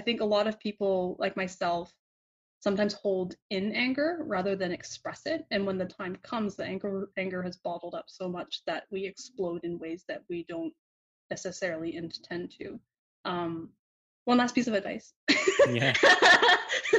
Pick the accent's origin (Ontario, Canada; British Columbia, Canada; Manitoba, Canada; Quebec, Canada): British Columbia, Canada; Vancouver; growing up in Vancouver